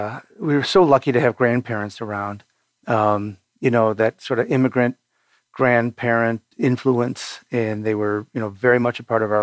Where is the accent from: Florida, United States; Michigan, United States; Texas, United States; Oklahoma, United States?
Michigan, United States; outside Detroit; I grew up right outside Detroit.